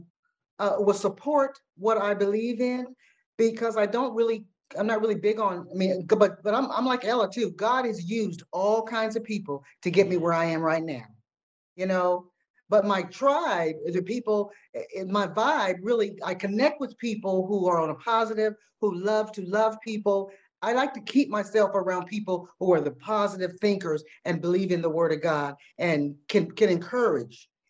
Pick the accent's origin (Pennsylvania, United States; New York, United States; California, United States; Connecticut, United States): California, United States; I'm from California.